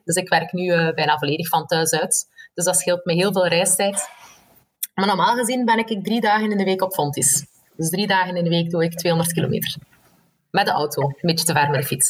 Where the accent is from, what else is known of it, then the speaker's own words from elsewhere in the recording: Belgium; moved away as an adult; also born or lived in Leuven; eigenlijk een Belg